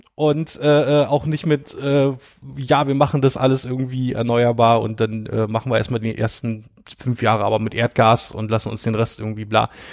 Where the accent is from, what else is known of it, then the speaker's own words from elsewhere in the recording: Brandenburg, Germany; ich komme ja daher